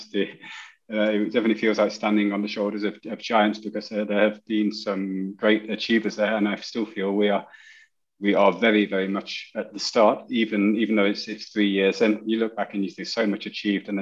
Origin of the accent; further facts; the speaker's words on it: United Kingdom; moved away as an adult; now in Germany; I'm British, which cannot be hidden away